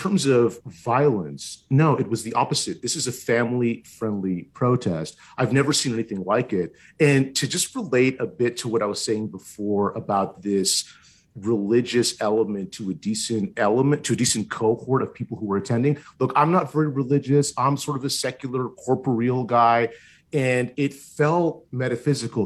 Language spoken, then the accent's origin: English; Ottawa, Ontario, Canada; I'm born and raised in Ottawa. I've lived basically my whole life here